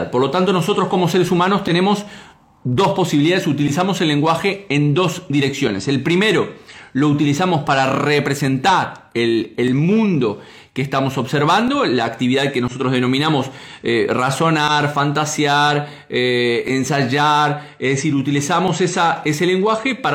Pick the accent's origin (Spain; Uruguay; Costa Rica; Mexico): Uruguay; Yo soy de Uruguay.